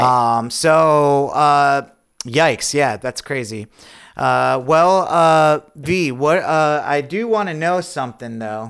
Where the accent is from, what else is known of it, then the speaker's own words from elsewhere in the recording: Lake George, New York, United States; I'm from Lake George, a couple hours away north